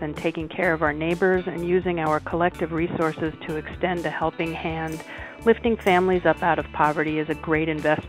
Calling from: New York City, New York, United States; I'm calling from New York City.

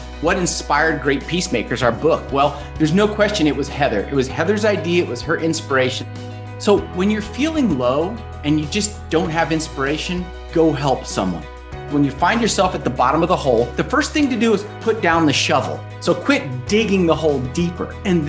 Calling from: Sedona, Arizona, United States; Today, I'm calling in from America, from Sedona, Arizona. Great Southwest

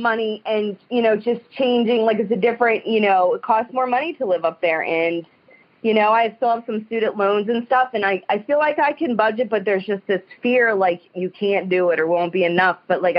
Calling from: Youngstown, Ohio, United States; I'm from the Youngstown, Ohio area.

